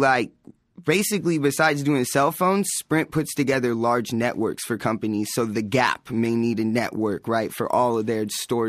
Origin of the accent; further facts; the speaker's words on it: La Habra, California, United States; also born or lived in La Mirada, California; From La Habra, California. Mm-hmm. I'm just a weird kid. Grew up in La Habra.